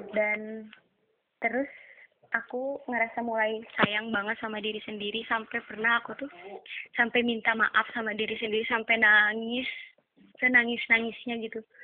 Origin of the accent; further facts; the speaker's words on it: Tasikmalaya, West Java, Indonesia; Asal aku dari Tasik.